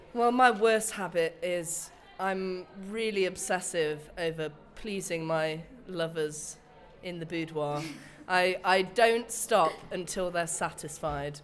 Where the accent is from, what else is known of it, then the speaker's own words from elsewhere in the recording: Nottingham, East Midlands, United Kingdom; now in Brighton, United Kingdom; I'm originally from Nottingham but currently in Brighton.